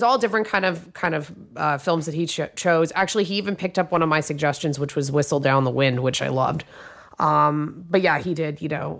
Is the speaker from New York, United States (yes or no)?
yes; New York City, New York, United States; I grew up in Manhattan.